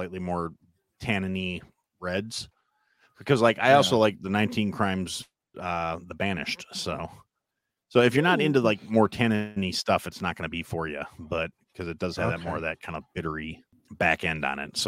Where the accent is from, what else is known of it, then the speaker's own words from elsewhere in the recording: Wisconsin, United States; I'm from Wisconsin